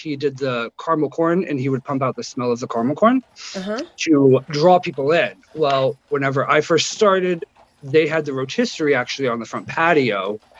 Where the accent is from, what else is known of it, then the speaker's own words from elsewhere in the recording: Muncie, Indiana, United States; moved away as an adult; now in Mackinac Island, United States; I'm from Muncie, Indiana.